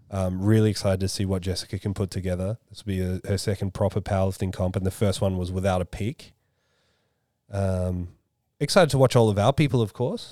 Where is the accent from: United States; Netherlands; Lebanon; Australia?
Australia; I'm the Aussie